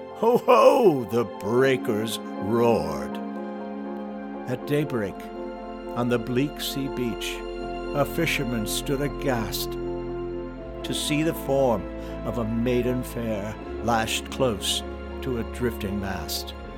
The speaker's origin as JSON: {"language": "English", "region": "Michigan", "country": "United States", "tie": "born or raised there", "also_born_or_lived": "New York", "said": "I grew up boating on the lakes of Michigan"}